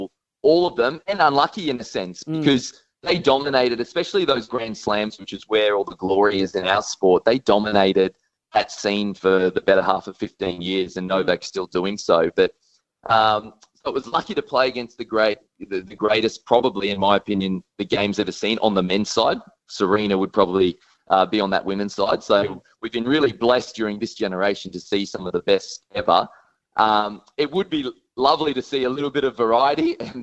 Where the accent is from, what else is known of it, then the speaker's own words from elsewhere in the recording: Australia; as an Australian